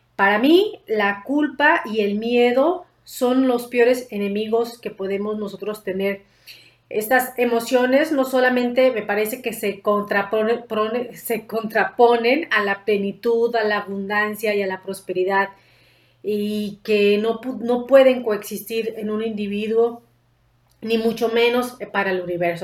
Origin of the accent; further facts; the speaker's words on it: Mexico; como mexicanos